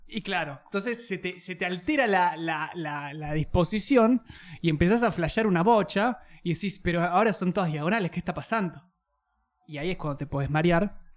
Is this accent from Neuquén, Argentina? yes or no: yes; Neuquén, Argentina; moved away; de donde yo soy